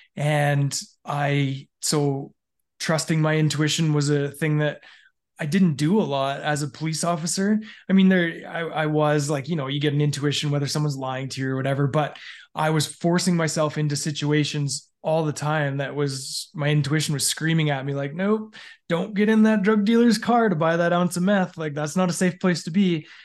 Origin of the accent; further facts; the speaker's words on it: Alberta, Canada; I grew up in Canada, in, um, basically in Alberta my entire life.